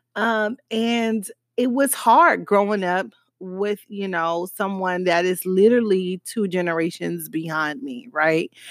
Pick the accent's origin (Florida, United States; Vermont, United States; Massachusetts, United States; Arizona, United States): Florida, United States; Miami; accent: Miami; my Miami accent